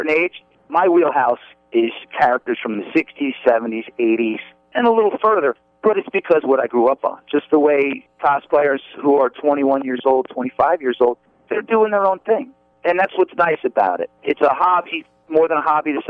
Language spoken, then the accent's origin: English; New Jersey, United States; I'm from New Jersey.